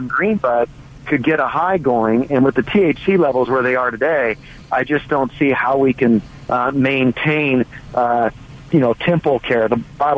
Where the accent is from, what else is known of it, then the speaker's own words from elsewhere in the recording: California, United States; I grew up in California myself